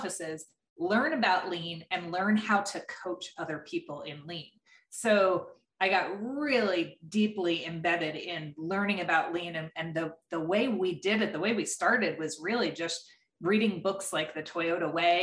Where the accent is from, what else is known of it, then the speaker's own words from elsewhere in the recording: eastern Pennsylvania, United States; I was born and raised in Pennsylvania, the eastern part of Pennsylvania.